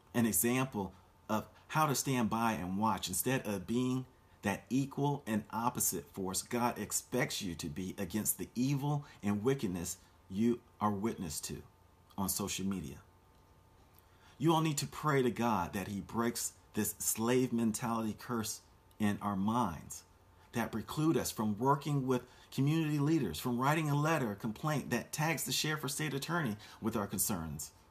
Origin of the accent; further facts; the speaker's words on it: Orlando, Florida, United States; my hometown of Orlando, Florida